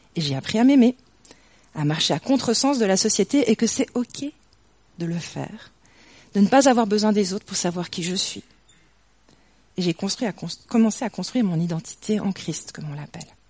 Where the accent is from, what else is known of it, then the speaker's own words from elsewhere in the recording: near Morges, Vaud, Switzerland; j'ai grandi à Yann, franchement pas très loin d'ici, de l'autre côté de Morges